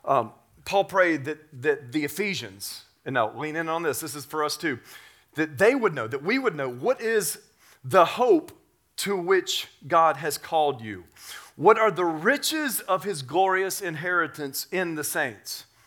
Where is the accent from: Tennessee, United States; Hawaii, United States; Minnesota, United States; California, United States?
Tennessee, United States; I grew up in Tennessee, and I grew up working on a farm